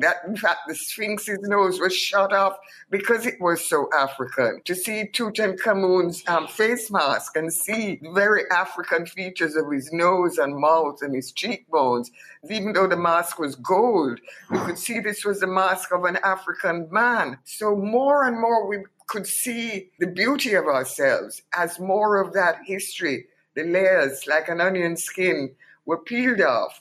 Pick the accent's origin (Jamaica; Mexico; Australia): Jamaica; Kingston; moved away as an adult; also born or lived in London, United Kingdom; to swim across Kingston Harbor at 15